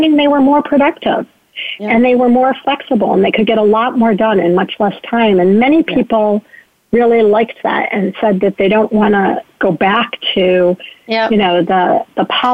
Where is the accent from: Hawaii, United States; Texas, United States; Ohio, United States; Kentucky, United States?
Ohio, United States; my home state of Ohio